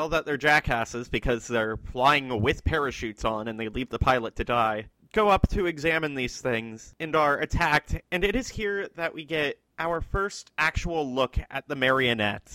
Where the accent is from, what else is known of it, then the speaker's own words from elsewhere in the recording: Virginia, United States; We're all from Virginia